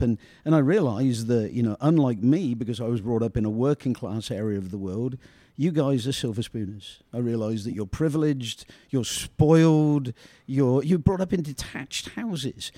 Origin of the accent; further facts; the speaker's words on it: United Kingdom; we in Britain